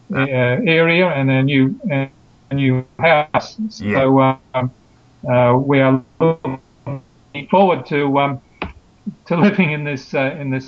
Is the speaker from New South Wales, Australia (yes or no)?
yes; Sydney, New South Wales, Australia; moved away as an adult; also born or lived in Canberra; I moved from Canberra. We lived there for 22 years, uh-huh. uh and we uh, decided to move to Sydney, uh, where we came from originally.